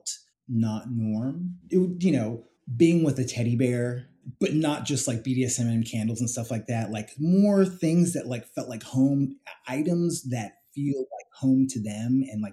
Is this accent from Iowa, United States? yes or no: no; San Jose, California, United States; also born or lived in London / Atlanta; now in New York City, United States; I grew up in San Jose, California